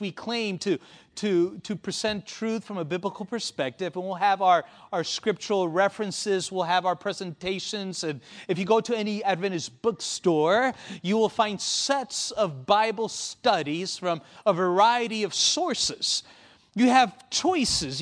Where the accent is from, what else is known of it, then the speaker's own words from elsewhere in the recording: Argentina; I was born in Argentina